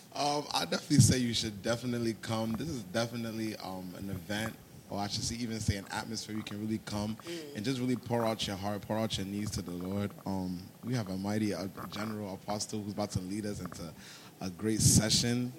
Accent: Ghana; moved away; also born or lived in New Jersey; I'm originally from Ghana

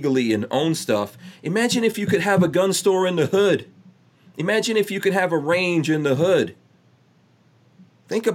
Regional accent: New York City, New York, United States; I grew up in New York City in Far Rockaway in the crack 80s

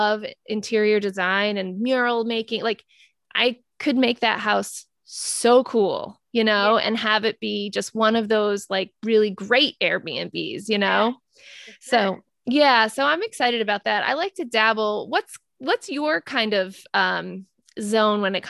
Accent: Rhode Island, United States; moved away as an adult; now in Maine, United States; we are both from Rhode Island.

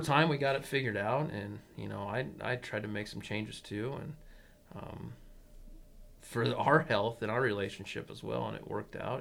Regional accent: McCook, Nebraska, United States; I was born and raised in McCook, so I knew everybody

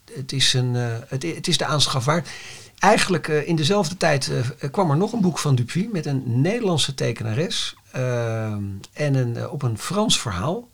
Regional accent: Netherlands; wij als Nederlanders

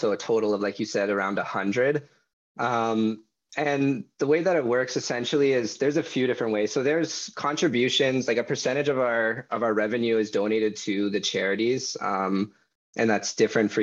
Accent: Aurora, Ontario, Canada; I come from Aurora, but I'm somewhat in the area as well.

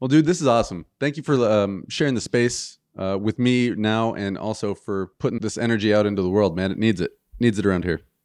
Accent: Michigan, United States; we're from Michigan

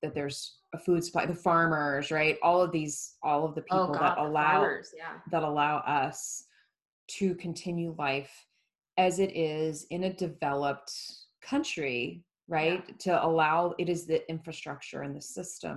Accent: Florida, United States; growing up in Florida, where it was that way

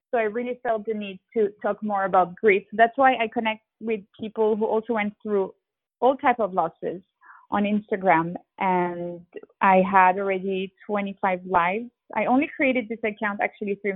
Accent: Geneva, Switzerland; moved away as an adult; also born or lived in Hong Kong / London / Sao Paulo; I did spend 20 years in Geneva, Switzerland. So I think Geneva is home for me because this is where I had all my childhood, teenage years. I went to school there. I went to college. My sisters still live there, and my dad still lived there.

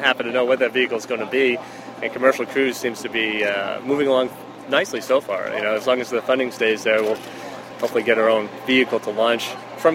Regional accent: Boston, Massachusetts, United States; first language English; I grew up in Boston.

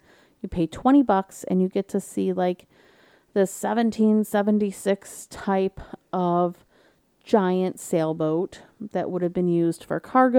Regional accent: Detroit, Michigan, United States; But I'm from Detroit. I can handle it, right?

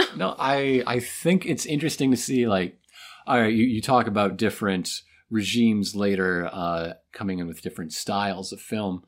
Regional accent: United States; as an American

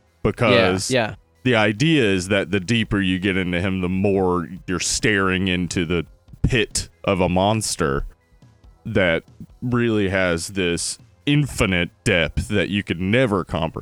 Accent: Boston, Massachusetts, United States; South of Boston. I'm from Southie.

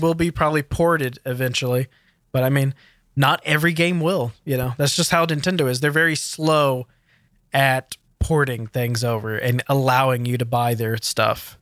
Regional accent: United States; as an American

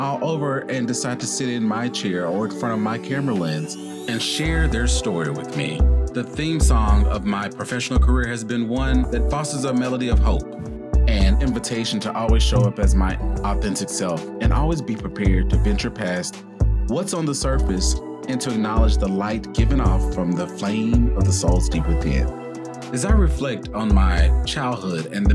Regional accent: the South, United States; As a Southerner

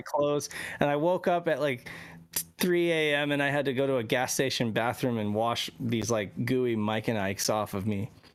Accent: Reno, Nevada, United States; I grew up in Reno, Nevada

